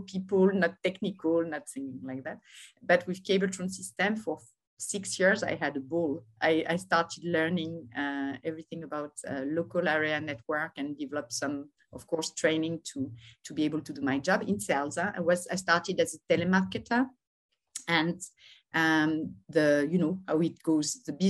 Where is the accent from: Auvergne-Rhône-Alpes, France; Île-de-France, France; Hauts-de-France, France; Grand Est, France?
Auvergne-Rhône-Alpes, France; Lyon; moved away as an adult; now in Paris, France; I'm born in Lyon. I live now in Paris